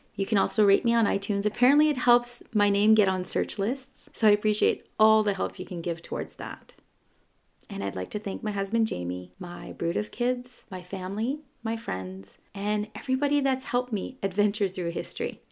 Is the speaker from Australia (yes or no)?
no; Canada; I'm a Francophone from Canada